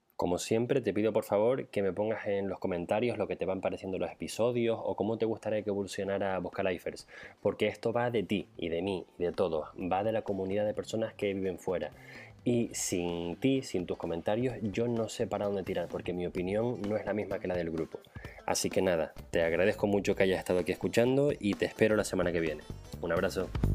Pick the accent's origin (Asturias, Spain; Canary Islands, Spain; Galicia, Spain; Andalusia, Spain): Canary Islands, Spain; now in Netherlands; yo soy de Canarias